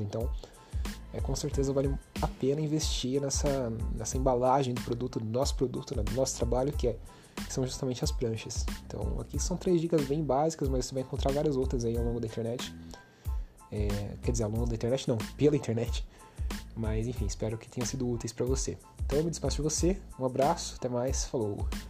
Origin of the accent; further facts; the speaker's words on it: Brazil; a gente é brasileiro, a gente fala português